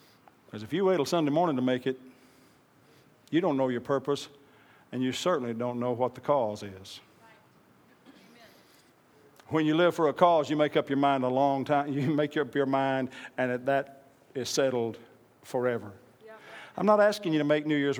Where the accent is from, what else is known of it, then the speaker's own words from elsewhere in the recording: Oklahoma, United States; I'm part American Indian, born and raised in Oklahoma